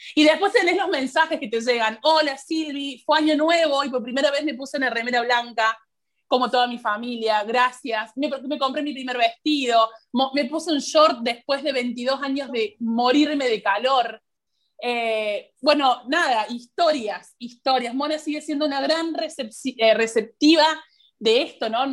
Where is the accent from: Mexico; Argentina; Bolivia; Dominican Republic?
Argentina; hablo desde mi país porque es lo que conozco